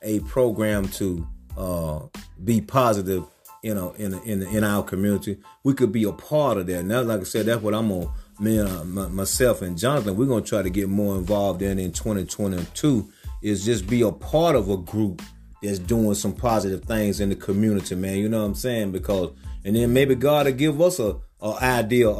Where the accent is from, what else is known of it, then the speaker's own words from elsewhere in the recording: Georgia, United States; I'm from Georgia